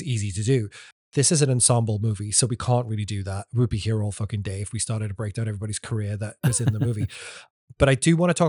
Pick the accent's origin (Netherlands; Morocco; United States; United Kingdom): United Kingdom; England; This is what I know about Burt Reynolds as an Englishman